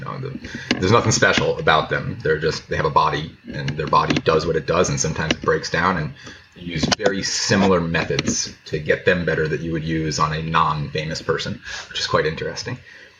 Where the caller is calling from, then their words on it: Carpinteria, California, United States; I'm in Carpinteria, just outside of Santa Barbara, California right now.